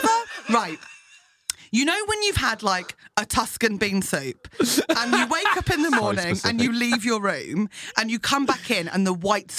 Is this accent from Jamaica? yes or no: no; Fleet, South East England, United Kingdom; now in London, United Kingdom; Fleet, my hometown.